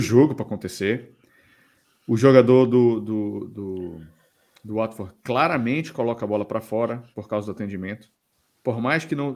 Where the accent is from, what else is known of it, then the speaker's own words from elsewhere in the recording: Belém, Pará, Brazil; moved away as an adult; now in Portugal; sou de Belém também